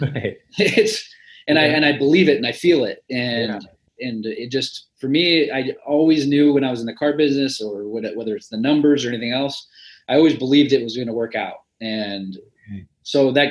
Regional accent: Midwest, United States; I'm from the Midwest

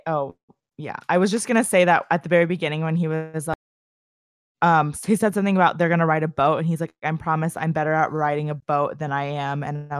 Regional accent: the South, United States; I am from South.

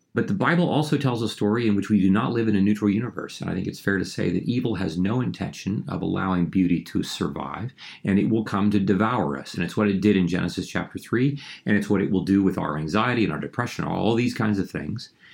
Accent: Ohio, United States; I grew up in a small town in Ohio

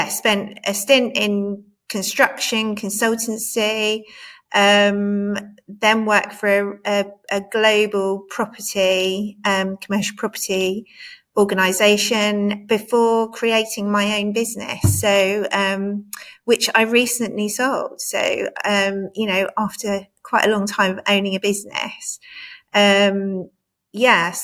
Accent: Cambridge, East of England, United Kingdom; I grew up in Cambridge.

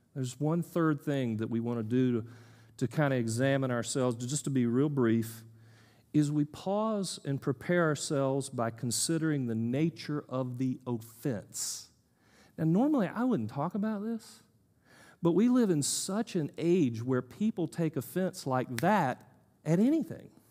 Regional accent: United States; I'm an American male, educated

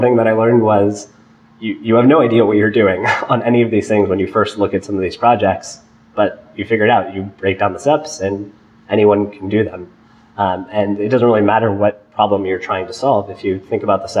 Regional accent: San Diego, California, United States; moved away as an adult; now in Boston, United States; I grew up just outside of Boston in San Diego

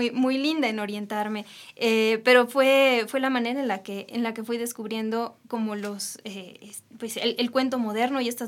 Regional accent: Jalisco, Mexico; soy de Jalisco.

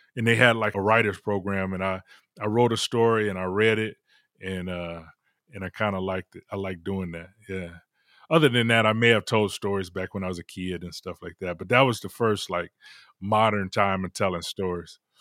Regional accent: Detroit, Michigan, United States; I'm from Detroit originally

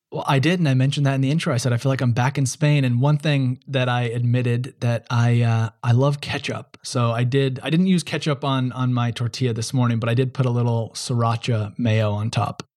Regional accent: United States; Being an American

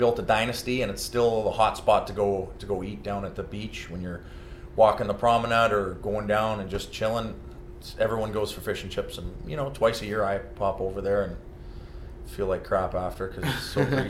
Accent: White Rock, British Columbia, Canada; now in Los Angeles, United States; I grew up in White Rock, which is suburb of Vancouver, 30 mm-hmm. minutes outside of Vancouver. And, yeah, I went to school there

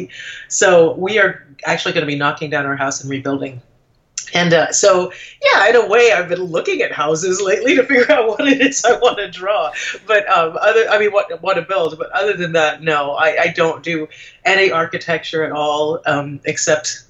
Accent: Trinidad & Tobago; moved away; I'm originally from the Caribbean. I'm from Trinidad, and my husband is English.

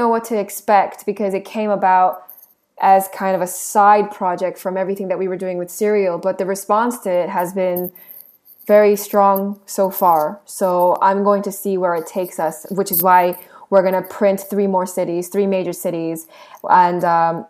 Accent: Seoul, South Korea; moved away; I am Korean. I was born in Seoul. My family is still there.

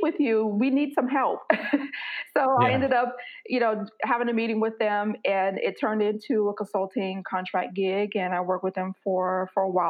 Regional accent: Florida, United States; moved away as an adult; now in Mountain View, United States; I was born and raised in Florida. I reside, however, in the San Francisco Bay Area, California, so a little city called Mountain View

